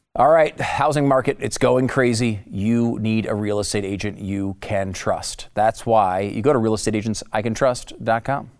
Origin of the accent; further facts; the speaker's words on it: Northeast, United States; now in Texas, United States; I grew up in the Northeast